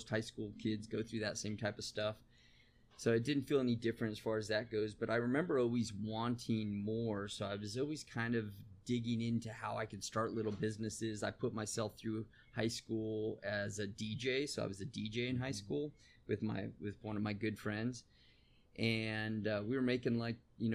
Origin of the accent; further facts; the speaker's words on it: San Bernardino, California, United States; I grew up in San Bernardino, California